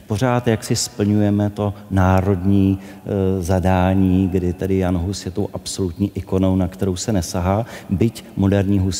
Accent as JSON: {"language": "Czech", "country": "Czechia", "said": "tak všichni najednou stojíme svorně tady na Václavském náměstí a všichni skáčeme, protože jsme Češi a kdo neskáče, tak není Čech."}